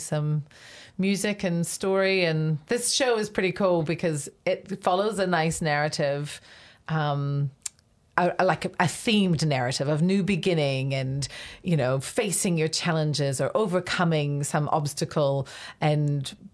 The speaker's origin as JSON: {"language": "English", "country": "Canada", "tie": "born or raised there", "also_born_or_lived": "Waikato, New Zealand", "moved": "yes", "lives_now": "Hamilton, New Zealand", "said": "I actually moved back to New Zealand, which is to the Waikato, which is where my parents are from. But I grew up in Canada and I moved back in 2003"}